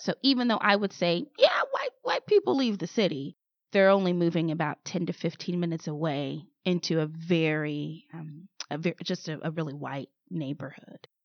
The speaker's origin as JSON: {"language": "English", "town": "St. Louis", "region": "Missouri", "country": "United States", "tie": "born or raised there", "said": "Saint Louis. That's my hometown, born and raised."}